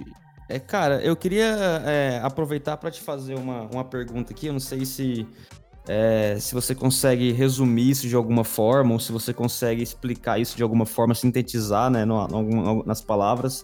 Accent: Goiânia, Goiás, Brazil; eu, cara, nasci lá

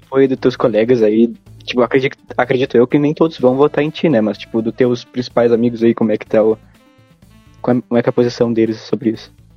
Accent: Bagé, Rio Grande do Sul, Brazil; nós dois somos de Bagé, não sei se tu conhece a cidade, aqui no sul do estado

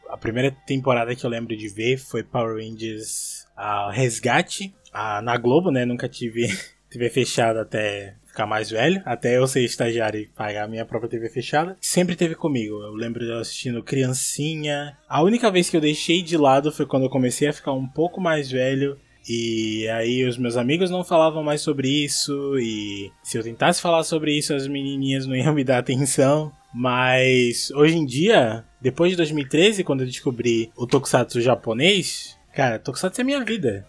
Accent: Recife, Pernambuco, Brazil; now in Portugal; sou de Recife, Pernambuco, mas atualmente moro em Portugal

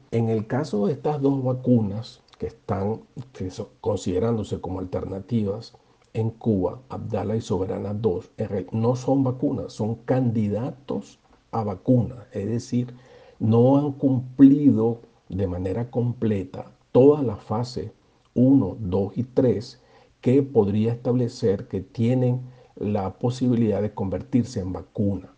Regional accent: Venezuela

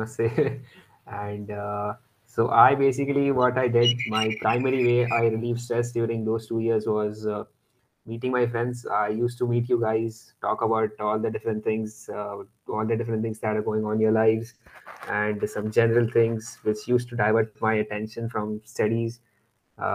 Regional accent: Pune, Maharashtra, India; I hail from Pune

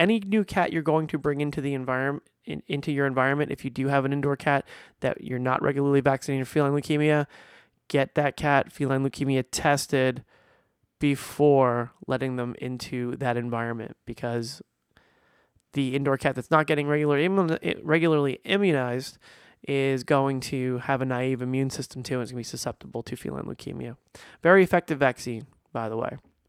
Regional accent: New Jersey, United States; I grew up in New Jersey, squirrels everywhere. Here in Florida, squirrels everywhere.

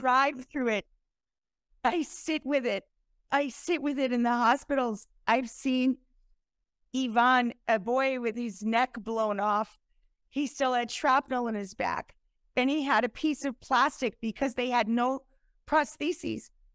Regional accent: United States; first language English; also born or lived in upstate New York / Italy; I was born in America, not Ukraine

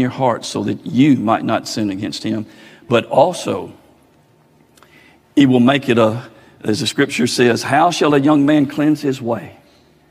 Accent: Oakland, United States; growing up in Oakland, going to grammar school all 8 years in that little bitty four-room schoolhouse

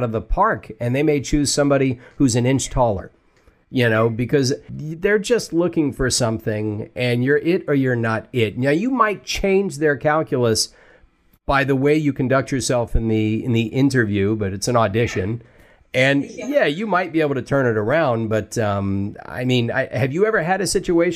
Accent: Deep South, United States; moved away; I was raised in the Deep South.

